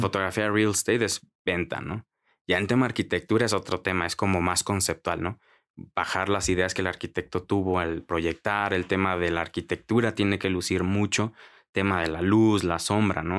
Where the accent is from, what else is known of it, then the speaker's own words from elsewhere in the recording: Mexico; soy de México